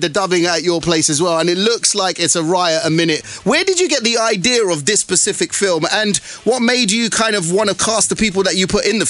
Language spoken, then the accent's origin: English; Harrow, London, United Kingdom; also born or lived in Southall; our hometown of Southall, although I grew up in Harrow